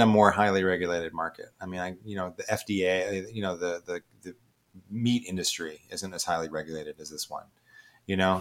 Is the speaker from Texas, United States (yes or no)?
no; Ohio, United States; moved away as an adult; also born or lived in Boston, Massachusetts; I'm actually from the Midwest originally and grew up in Ohio.